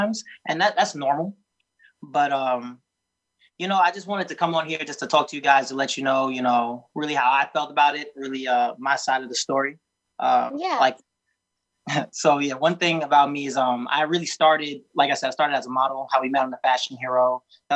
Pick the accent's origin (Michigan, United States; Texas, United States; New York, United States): New York, United States; I'm from New York